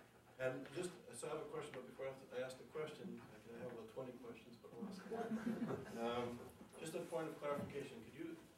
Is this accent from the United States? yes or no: no; Canada; I'm also Canadian